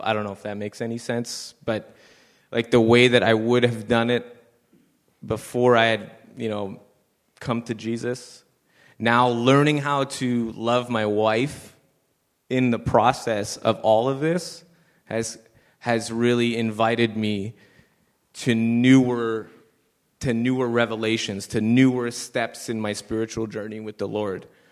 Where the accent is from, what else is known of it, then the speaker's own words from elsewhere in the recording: Montreal, Quebec, Canada; I moved myself away from the West Island.